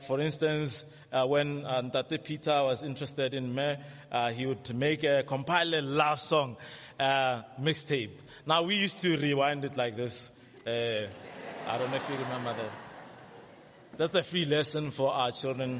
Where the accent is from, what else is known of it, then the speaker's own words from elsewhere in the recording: South Africa; we know very well how to complain as South African